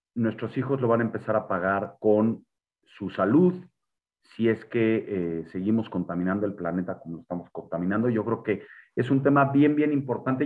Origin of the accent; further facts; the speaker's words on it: Mexico; como mexicanos